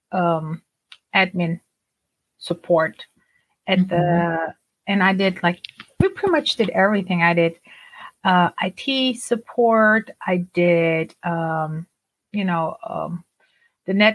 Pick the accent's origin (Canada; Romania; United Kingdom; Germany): Germany; English is a second language; moved away as an adult; now in United States; I grew up in Germany and, you know, I grew up bilingual, meaning we spoke Turkish at home. My parents are from Turkey